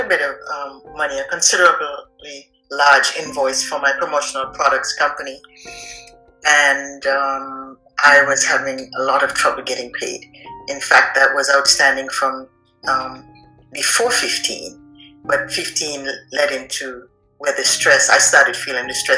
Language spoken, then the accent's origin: English; Antigua & Barbuda; I grew up on the island of Antigua